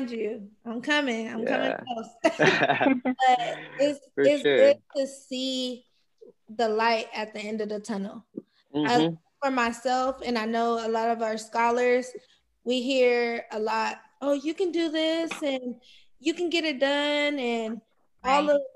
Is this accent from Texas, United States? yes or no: no; Los Angeles, California, United States; moved away as an adult; now in Bakersfield, United States; I'm from South Central